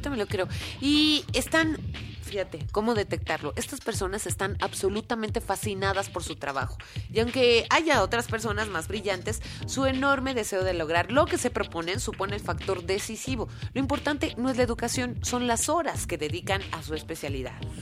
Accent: Mexico; somos tantos mexicanos

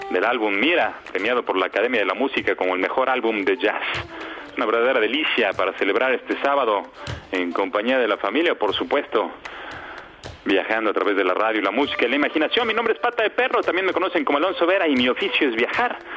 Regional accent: Baja California, Mexico; Estamos transmitiendo en Valle de Guadalupe, así que como buenos baja californianos.

